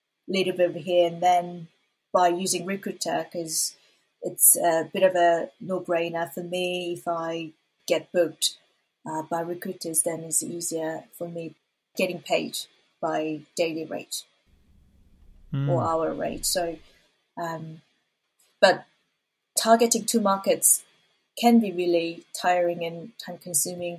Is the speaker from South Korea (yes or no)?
yes; South Korea; first language Korean; English is a second language; moved away; as a Korean who speaks English as a second language